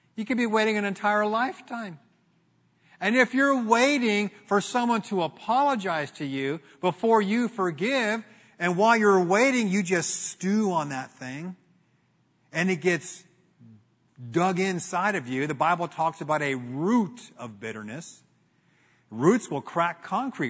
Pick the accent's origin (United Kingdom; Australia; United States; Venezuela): United States; Glendora, California; Grew up in Glendora, in, in, in Glendora